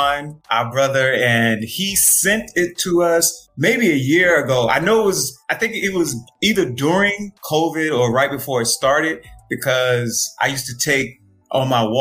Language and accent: English; Jacksonville, Florida, United States; now in DMV area, United States; I'm actually from Florida, but I've been in the DMV for a long time now.